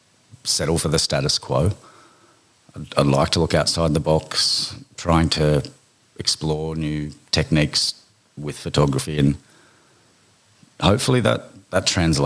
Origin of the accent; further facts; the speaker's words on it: Bundaberg, Queensland, Australia; born there; Birth. Born in Bundaberg. I'm still a rabid Queensland Maroons supporter.